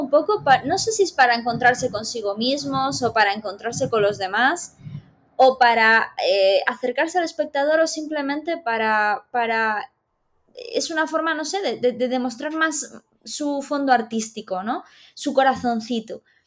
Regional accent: Galicia, Spain; nosotros somos gallegos

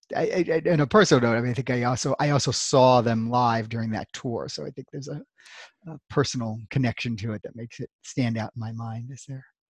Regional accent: New York City, New York, United States; also born or lived in Louisville, Kentucky; now in Central Virginia, United States; I'm originally from Brooklyn, New York, uh, although I did grow up for part of my life in Louisville, Kentucky

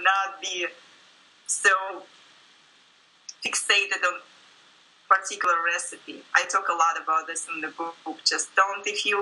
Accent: Russia; moved away as an adult; now in United States; I grew up in Russia

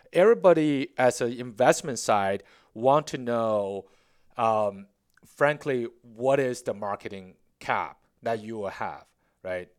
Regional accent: Beijing, China; English is a second language; moved away as an adult; now in Charlotte, United States; born and raised in Beijing

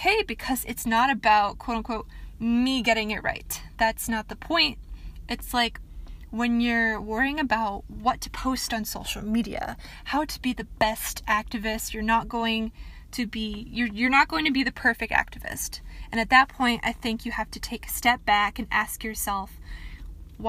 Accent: Michigan, United States; I am from Michigan. That is where I am from.

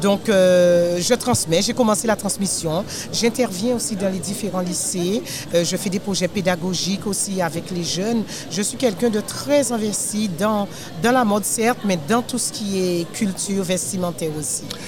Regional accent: Guadeloupe; Je suis de la Guadeloupe. Euh, à Bastien plus précisément.

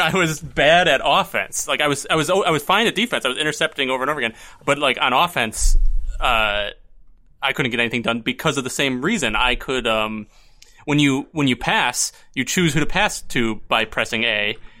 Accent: Buffalo, New York, United States; I'm from Buffalo

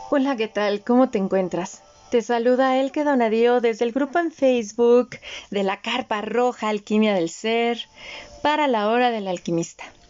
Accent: Mexico; yo apenas soy una segunda generación nacida en México, pero no de madres mexicanas, sino de madres austriacas

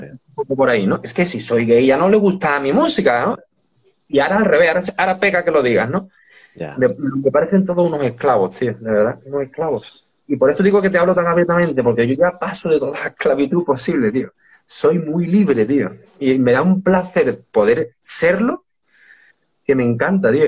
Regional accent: Seville, Andalusia, Spain; moved away as an adult; also born or lived in Premià de Mar / Madrid / Dos Hermanas / Alcalá de Guadaíra; vivíamos en Sevilla y aquí no hay conciertos

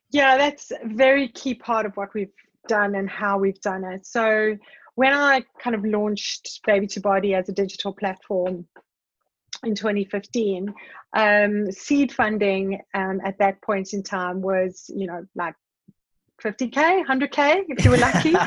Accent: South Africa; growing up in South Africa in the time that I did

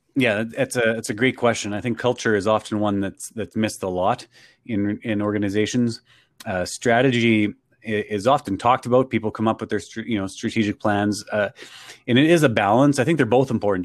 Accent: Canada; I'm from Canada

